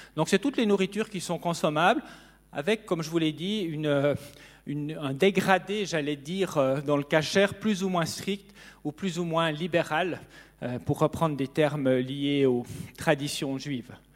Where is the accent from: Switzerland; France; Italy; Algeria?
Switzerland; near Neuchâtel; j'ai grandi près de Neuchâtel